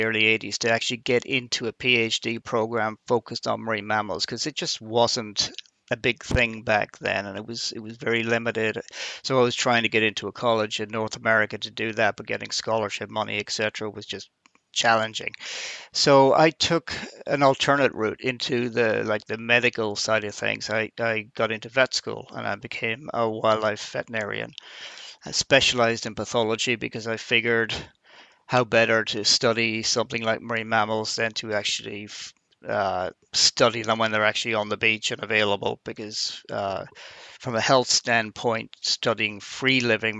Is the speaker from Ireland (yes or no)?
yes; Ireland; moved away as an adult; also born or lived in United States / Canada / Australia / New Zealand; now in Sausalito, United States; I'm from Ireland, and you probably picked that up already from my accent